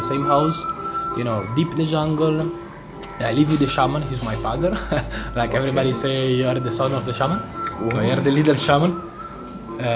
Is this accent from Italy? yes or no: yes; Italy; moved away; I'm from Italy